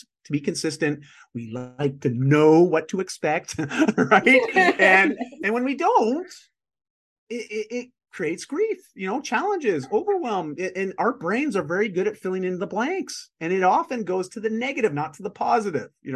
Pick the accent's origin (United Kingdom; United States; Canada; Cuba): Canada; just outside of Toronto, Ontario; moved away as an adult; also born or lived in Vancouver; I grew up in just outside of Toronto.